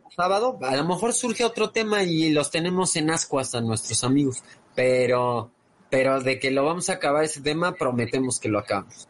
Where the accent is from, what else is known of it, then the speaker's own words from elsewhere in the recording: Mexico; como americanos, como mexicanos